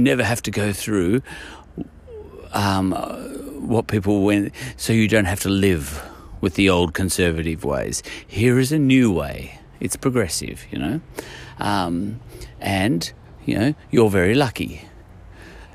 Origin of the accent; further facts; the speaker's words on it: Australia; I'm an Australian